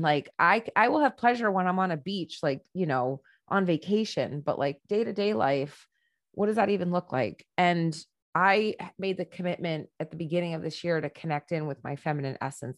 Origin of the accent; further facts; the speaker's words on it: United States; I'm an American woman